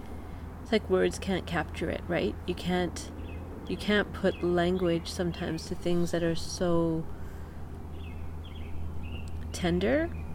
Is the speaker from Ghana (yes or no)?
no; Canada; Growing up in Canada, where my closest friends are not from the same cultural, ethnic, racial background as me. We're all from different places.